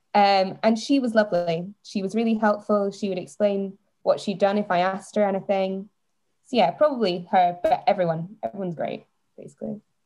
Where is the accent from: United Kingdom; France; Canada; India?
United Kingdom; Edinburgh, Scotland; also born or lived in Netherlands; I'm from Edinburgh